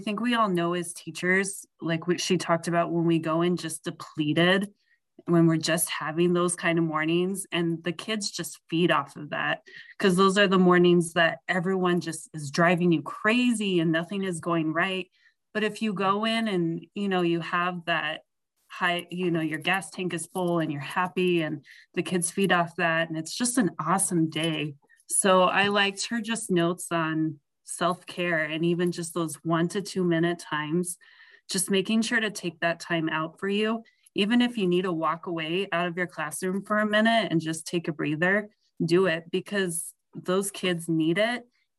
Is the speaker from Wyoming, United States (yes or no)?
yes; Sheridan, Wyoming, United States; I'm from Sheridan, and I teach at Holy Name Catholic School here.